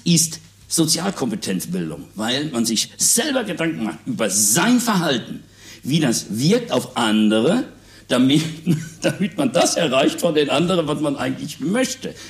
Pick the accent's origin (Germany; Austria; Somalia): Germany; Münster, North Rhine-Westphalia; hier bei uns in Münster